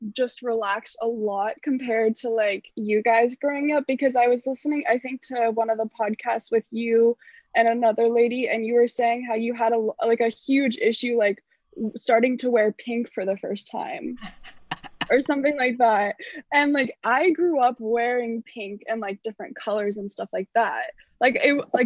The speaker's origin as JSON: {"language": "English", "town": "Los Angeles", "region": "California", "country": "United States", "tie": "born or raised there", "said": "I was born in 2002 in Los Angeles."}